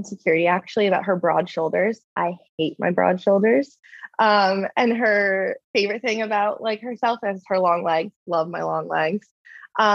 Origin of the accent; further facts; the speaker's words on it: New Jersey, United States; moved away as an adult; now in California, United States; I did a winter internship near my hometown in New Jersey